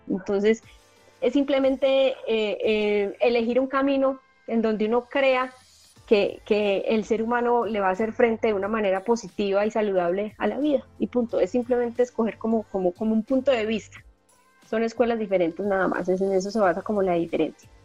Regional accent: Medellín, Antioquia, Colombia; accent: paisa; Yo soy paisa. Aquí en Colombia a las personas de Medellín les decimos paisas. Eh, soy de Medellín

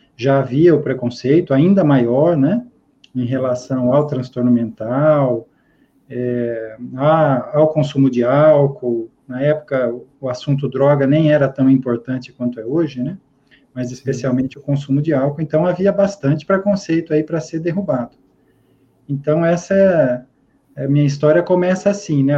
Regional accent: Araraquara, São Paulo, Brazil; sou nascido e criado na Morada do Sol, em Araraquara, São Paulo

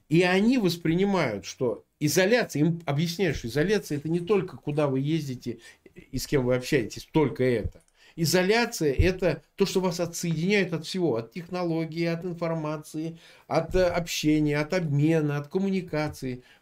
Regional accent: Samara, Samara Oblast, Russia; born there; Слушай, я вот родился в Самаре, да, прежний Куйбышев.

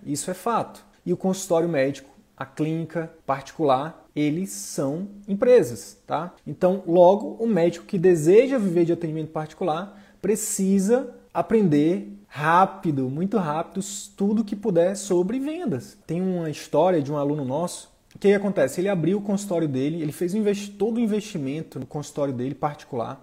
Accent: Northeast Region, Brazil; eu sou do Nordeste

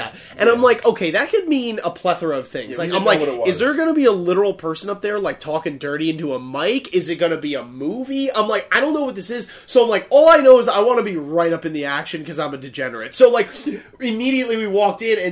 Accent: New Jersey, United States; we're from New Jersey

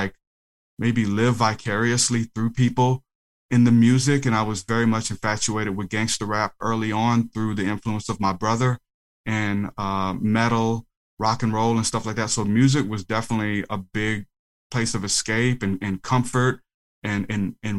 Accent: New Orleans, Louisiana, United States; also born or lived in Houma; I'm from New Orleans

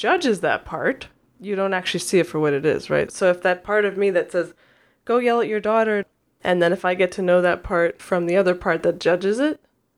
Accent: New York, United States; now in Oregon, United States; I'm not. I'm from New York.

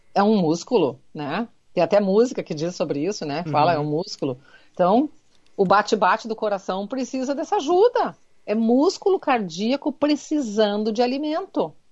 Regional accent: Rio Grande do Sul, Brazil; Como um bom gaúcho, a gente diz vitamina

